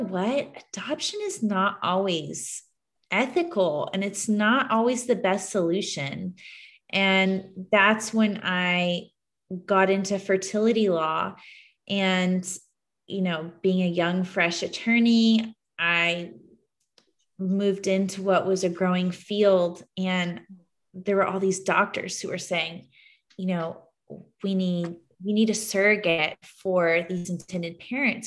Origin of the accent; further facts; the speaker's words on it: Houston, Texas, United States; also born or lived in Dallas, Texas; now in San Antonio, United States; I grew up in Houston